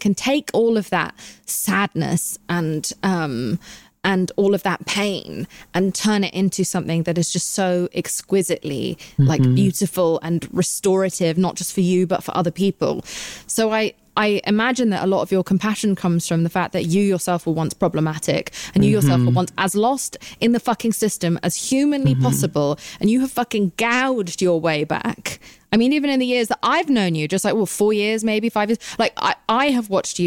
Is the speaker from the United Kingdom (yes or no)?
yes; United Kingdom; I'm British.